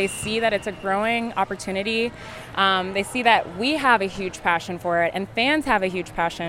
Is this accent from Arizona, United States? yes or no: yes; Gilbert, Arizona, United States; moved away as an adult; also born or lived in Oregon / Turkey; get to go in my home state in Arizona.